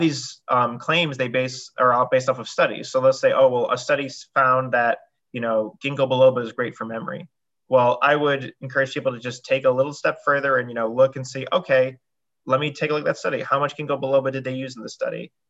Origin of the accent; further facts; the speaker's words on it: New York, United States; So like Julie said, I came from New York.